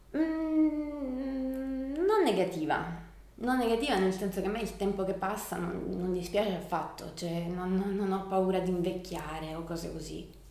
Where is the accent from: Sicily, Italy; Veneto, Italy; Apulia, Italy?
Apulia, Italy; Copertino; moved away as an adult; also born or lived in Milan; sono di Copertino, mm, mamma di Lecce e papà di Copertino. Sono tornata nel mio paese da un paio d'anni, dopo essere stata a Milano per 12 anni